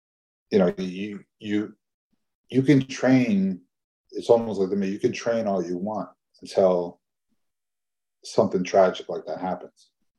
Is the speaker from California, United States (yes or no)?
no; Chicago, Illinois, United States; born there; also born or lived in New Jersey; I was born in Chicago. I lived in New Jersey for a while.